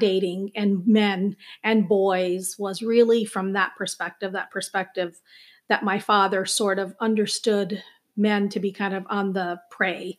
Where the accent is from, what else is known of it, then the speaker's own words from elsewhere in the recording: Minneapolis, Minnesota, United States; also born or lived in Chandigarh, India; now in Princeton, United States; I grew up as an Indian living in Minneapolis, a suburb of Minneapolis